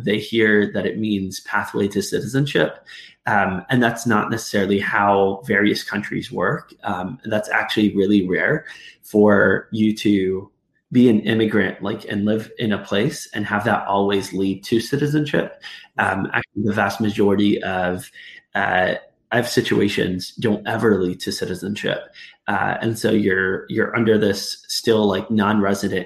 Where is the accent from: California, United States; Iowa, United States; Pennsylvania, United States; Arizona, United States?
Arizona, United States; moved away as an adult; now in Northern Ireland, United Kingdom; growing up in Arizona